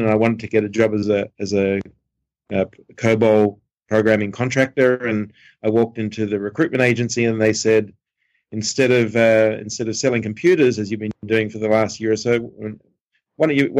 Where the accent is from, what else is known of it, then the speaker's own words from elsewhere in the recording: Sydney, New South Wales, Australia; I grew up in Sydney